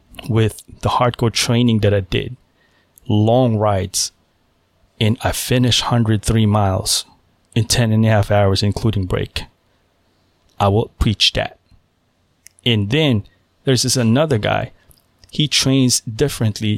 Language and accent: English; Philippines; now in United States; I was born in the Philippines. I spent half of my life living in the Philippines